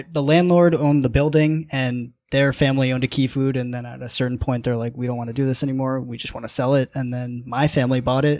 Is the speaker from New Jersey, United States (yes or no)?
yes; Bergen County, northern New Jersey, United States; I'm actually from northern New Jersey, Bergen County. But, I mean, it's super close to Brooklyn Heights. So it's like a half an hour drive.